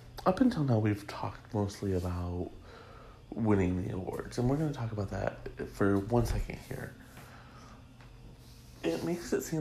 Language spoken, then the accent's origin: English; Michigan, United States; as a young gay growing up in Michigan